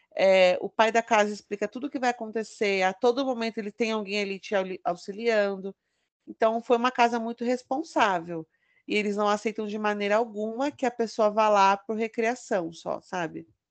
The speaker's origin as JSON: {"language": "Portuguese", "town": "São Bernardo do Campo", "region": "São Paulo", "country": "Brazil", "tie": "born or raised there", "said": "eu sou de São Bernardo do Campo"}